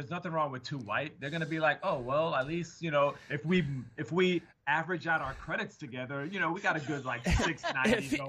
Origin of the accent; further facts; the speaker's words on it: New York, United States; moved away; also born or lived in Seattle; I'm from New York. I pronounce it how I see it.